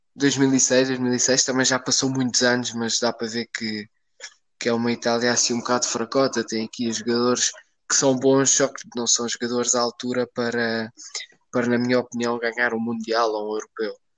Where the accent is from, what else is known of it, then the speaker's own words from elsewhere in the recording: Portugal; nós como portugueses